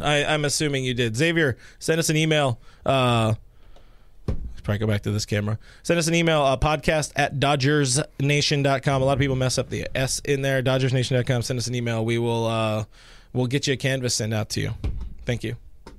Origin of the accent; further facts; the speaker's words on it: Long Beach, California, United States; I played my baseball growing up in Long Beach with a lot of successful major leaguers.